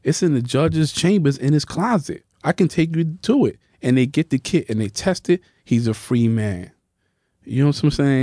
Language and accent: English; New York City, New York, United States; also born or lived in Bronx; I'm from Harlem